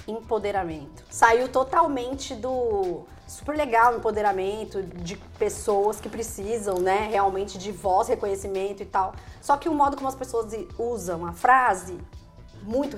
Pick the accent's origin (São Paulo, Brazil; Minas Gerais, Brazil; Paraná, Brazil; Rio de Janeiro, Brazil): São Paulo, Brazil; Ribeirão Preto; also born or lived in Maceió; eu nasci em Maceió, quando eu era criança, eu mudei para Ribeirão Preto.